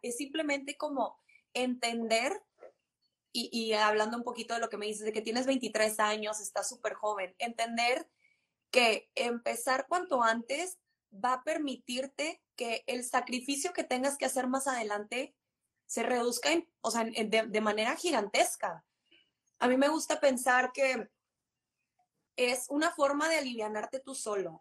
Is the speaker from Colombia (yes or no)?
no; Monterrey, Nuevo León, Mexico; de Monterrey, 100% regia